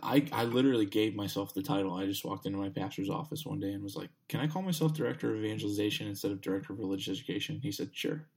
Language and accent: English; Texas, United States; now in Pittsburgh, United States; I'm, I'm from Texas